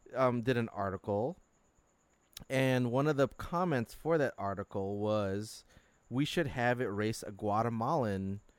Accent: Philippines; well, we're Filipino, so we're short.

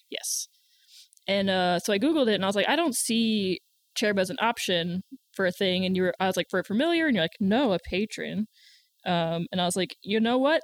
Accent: the South, United States; accent: country; I'm from the South

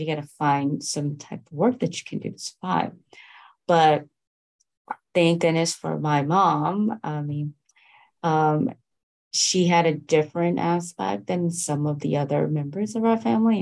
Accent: New York, United States; I was raised in New York

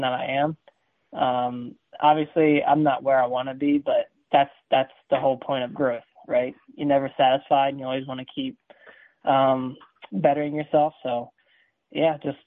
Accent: Delaware, United States; I grew up in Delaware. That's where I'm from.

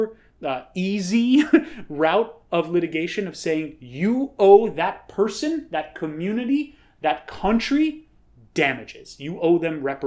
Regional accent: New York City, New York, United States; as a New Yorker

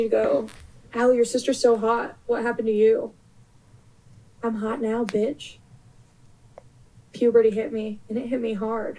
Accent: Long Beach, California, United States; I'm from Long Beach, California

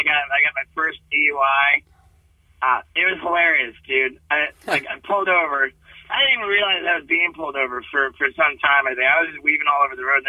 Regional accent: Connecticut, United States; also born or lived in England / Brazil / Venezuela; I was born in England and, you know, my family moved to Brazil when I was just 6 months old. I spoke my first words in Portuguese. We moved to Venezuela when I was two and I spoke Spanish in nursery school. We moved to Connecticut when I was four

